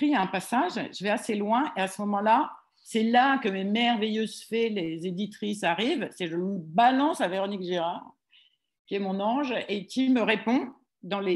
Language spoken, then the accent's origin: French; Roubaix, Hauts-de-France, France; moved away as an adult; now in Paris, France; quand je suis arrivée à Paris du nord de la France